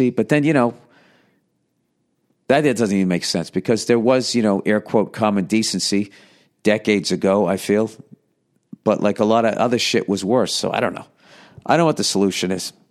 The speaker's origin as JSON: {"language": "English", "region": "North Carolina", "country": "United States", "said": "Anyway, I'm from North Carolina. Go Tar Heels."}